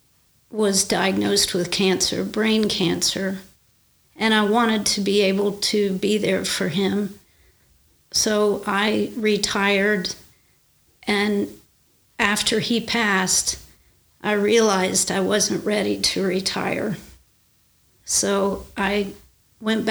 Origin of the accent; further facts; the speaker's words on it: Belpre, Ohio, United States; also born or lived in Little Hocking, Ohio / Marietta, Ohio; now in Williamstown, United States; I was born and raised in Belpre, Ohio, not far from here